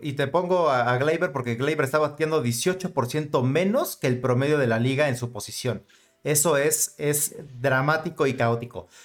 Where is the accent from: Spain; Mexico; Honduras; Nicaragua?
Mexico; nosotros que somos mexicanos